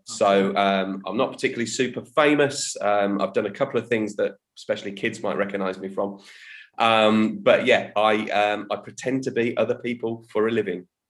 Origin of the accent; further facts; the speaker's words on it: Birmingham, West Midlands, United Kingdom; now in Guildford, United Kingdom; I'm originally from the Midlands, from Birmingham. Um, that's my home turf. I now live down south